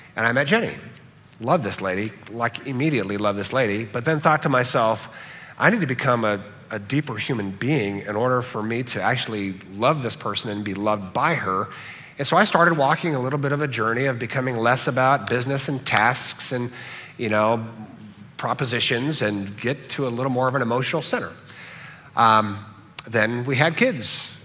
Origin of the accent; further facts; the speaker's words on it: Southern California, United States; From birth, I grew up in Southern California.